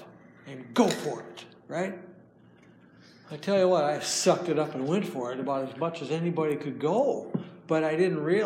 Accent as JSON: {"language": "English", "region": "Minnesota", "country": "United States", "said": "I'm from Minnesota, and hi from Minnesota"}